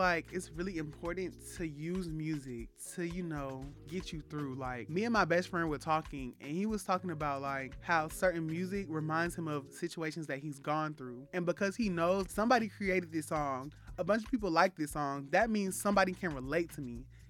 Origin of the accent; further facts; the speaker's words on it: London, United Kingdom; We're from West London.